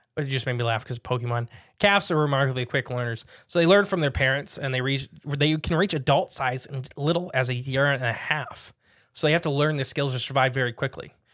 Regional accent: United States; I'm an American

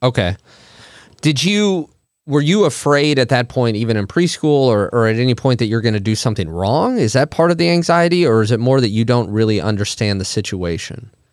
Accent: Monticello, Illinois, United States; We're from the same hometown

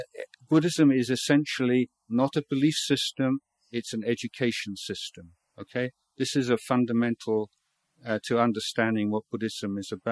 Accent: England, United Kingdom; moved away as an adult; now in Thailand; I was brought up in England

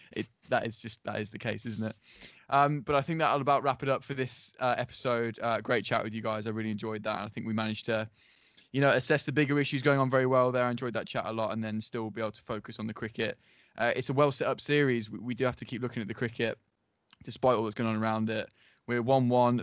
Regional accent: England, United Kingdom; we're all English

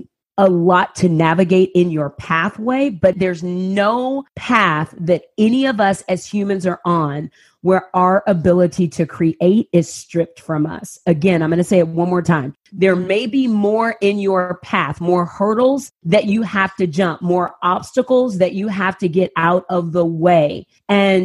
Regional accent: San Antonio, Texas, United States; I grew up in San Antonio, Texas. I moved to San Antonio when I was, was moved by my family when I was 6 weeks old

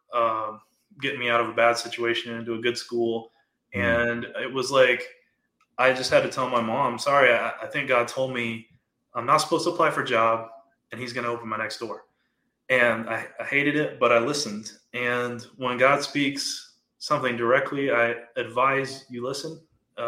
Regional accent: Wichita Falls, Texas, United States; moved away as an adult; also born or lived in Arizona; I grew up in Wichita Falls, which is North Texas near the Oklahoma border

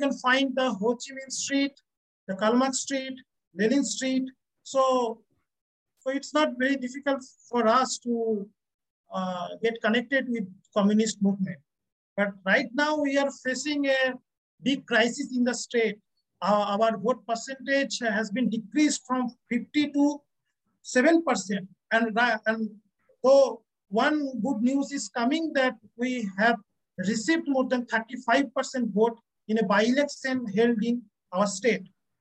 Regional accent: West Bengal, India; we are coming from West Bengal, Indian state of West Bengal

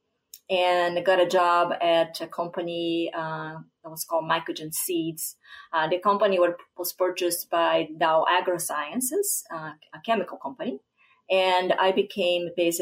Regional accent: southern Brazil, Brazil; moved away as an adult; also born or lived in Iowa, United States; now in Minnesota, United States; where I grew up in Brazil, in southern Brazil.

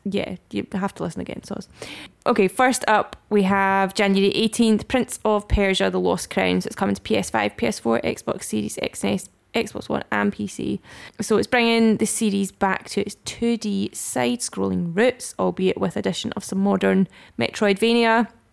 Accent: Scotland, United Kingdom; we are Scottish Gamers

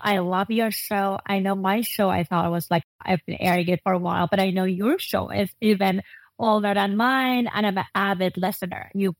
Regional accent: Iran; moved away as an adult; now in California, United States; I'm originally Iranian American. I moved from Iran here when I was 18

